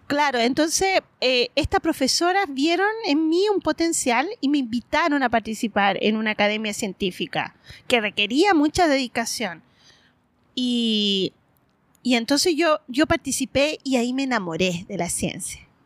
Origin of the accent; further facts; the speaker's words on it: Antofagasta, Chile; moved away as an adult; also born or lived in Japan / Australia; yo soy antofagastina, eh, nacida y criada en Antofagasta, en el norte